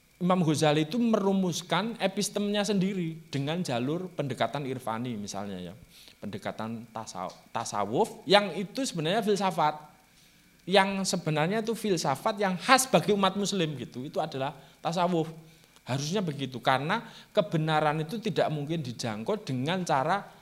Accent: Java, Indonesia; first language Javanese; Indonesian is a second language; saya itu orang Jawa

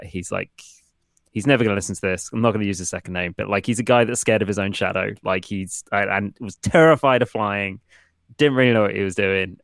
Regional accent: Portsmouth, South East England, United Kingdom; I'm from Portsmouth, UK

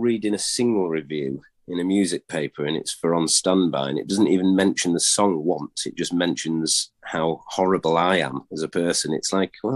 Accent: York, Yorkshire and the Humber, United Kingdom; we're from York

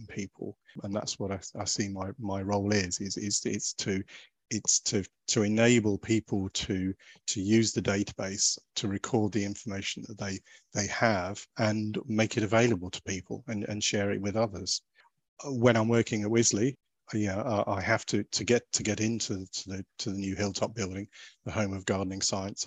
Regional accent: Suffolk, East of England, United Kingdom; moved away; I grew up in Suffolk

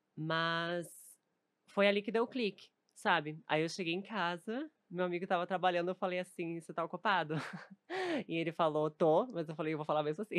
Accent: Novo Hamburgo, Rio Grande do Sul, Brazil; moved away as an adult; also born or lived in Porto Alegre; now in São Paulo, Brazil; sou de Novo Hamburgo que é pertinho, assim, 40 quilômetros, bem pertinho

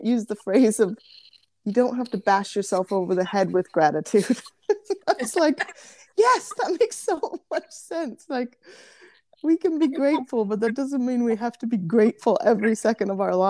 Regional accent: Las Vegas, Nevada, United States; growing up in Las Vegas, I always was excited when it was rainy and I got tired of the sunshine.

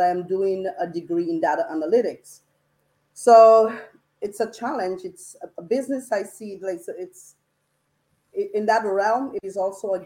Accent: Dominica; I grew up in Dominica

